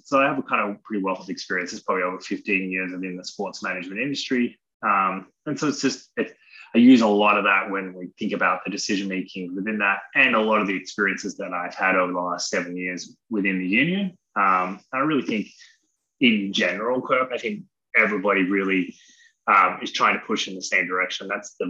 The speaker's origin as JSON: {"language": "English", "country": "Australia", "tie": "born or raised there", "also_born_or_lived": "Seattle", "moved": "yes", "lives_now": "Orlando, United States", "said": "I grew up in Australia."}